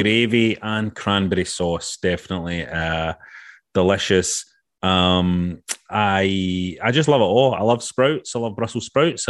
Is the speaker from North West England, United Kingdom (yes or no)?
no; Glasgow, Scotland, United Kingdom; growing up in Glasgow